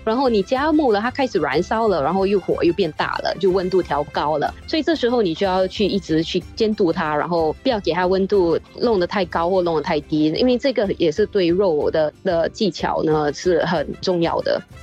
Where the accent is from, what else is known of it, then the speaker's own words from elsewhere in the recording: Singapore; 我们新加坡人都最爱的就是吃